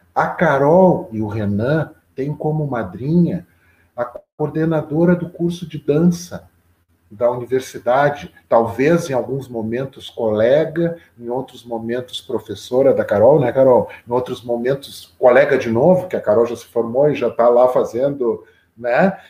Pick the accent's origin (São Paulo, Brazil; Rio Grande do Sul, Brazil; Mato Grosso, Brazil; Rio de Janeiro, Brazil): Rio Grande do Sul, Brazil; Pelotas; also born or lived in Lavras do Sul / Porto Alegre; Eu sou de Lavras do Sul, Terra Buena, de Lavras do Sul, mas eu, eu vim para Pelotas, eu tinha seis anos de idade